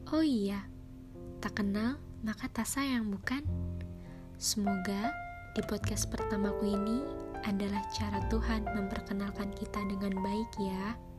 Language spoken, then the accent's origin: Indonesian; Cirebon, West Java, Indonesia; Aku lahir di kota Cirebon